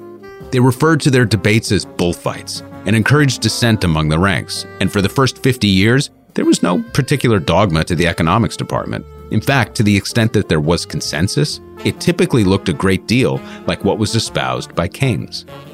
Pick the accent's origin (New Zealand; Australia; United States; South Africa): United States; New York; as a New Yorker, it's not something I ever thought about growing up